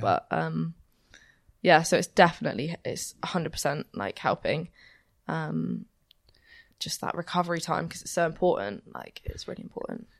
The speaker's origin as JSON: {"language": "English", "town": "Romsey", "region": "South East England", "country": "United Kingdom", "also_born_or_lived": "Southampton", "moved": "as an adult", "lives_now": "Bath, United Kingdom", "said": "I'm actually from Romsey"}